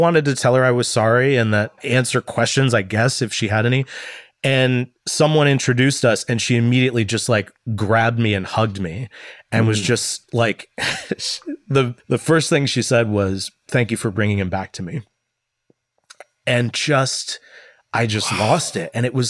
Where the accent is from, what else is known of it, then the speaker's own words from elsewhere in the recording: Midwest, United States; I'm from the Midwest. Like, you just kind of shove your problems down and smile and be nice to everybody.